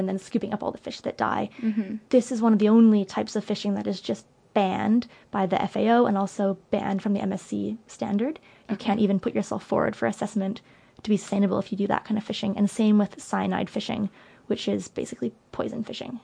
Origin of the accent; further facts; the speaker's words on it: Canada; I'm Canadian